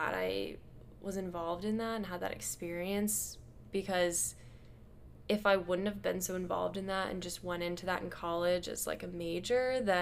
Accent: Omaha, Nebraska, United States; moved away as an adult; also born or lived in Chicago; growing up in Omaha

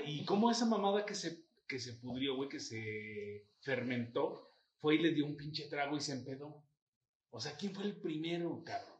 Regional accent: Mexico; los machos mexicanos

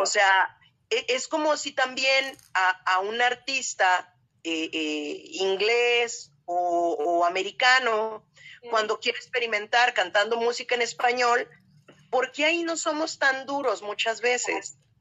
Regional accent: Guadalajara, Jalisco, Mexico; las dos somos tapatías

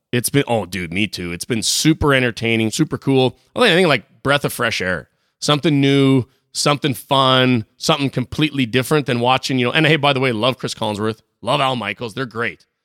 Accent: Saskatchewan, Canada; I'm from Saskatchewan

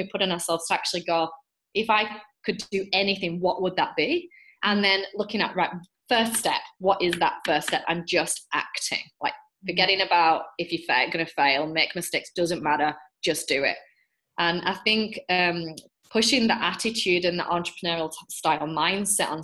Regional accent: England, United Kingdom; now in Australia; I'm English

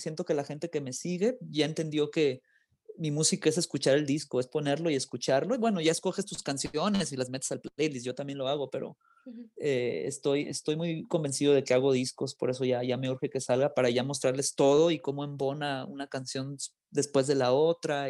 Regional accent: Los Angeles, California, United States; also born or lived in Guadalajara, Mexico; now in Mexico; Yo nací en Guadalajara, pero me crié en Los Ángeles.

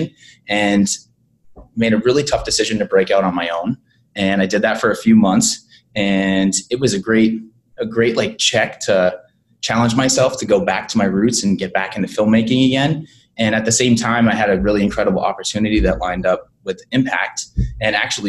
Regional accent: Boston, Massachusetts, United States; moved away as an adult; also born or lived in Los Angeles; now in Savannah, United States; I'm an East Coast guy. I'm from Boston

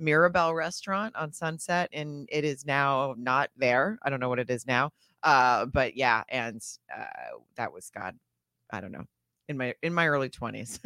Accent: Arkansas, United States; moved away as an adult; also born or lived in Germany / Florida / Texas / Washington, D.C.; now in Los Angeles, United States; I was in Arkansas from then on until twenty-one, and then moved out to Los Angeles

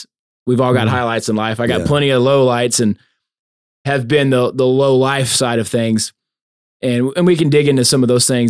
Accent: Louisiana, United States; So I'm Cajun, man. I got that Cajun.

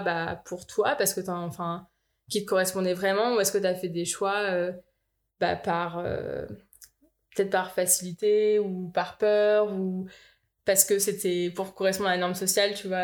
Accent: Eaubonne, Île-de-France, France; moved away as an adult; also born or lived in Boulder, Colorado, United States; j'ai grandi dans le Val d'Oise, à Aubonne

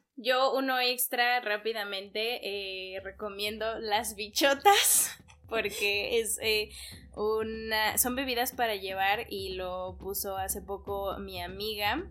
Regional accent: Mexico; nosotros como mexicanos

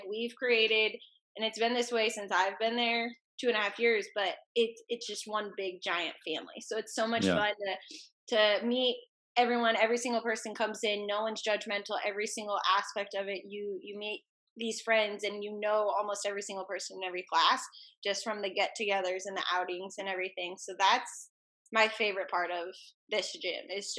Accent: Indianola, Iowa, United States; I grew up in Indianola.

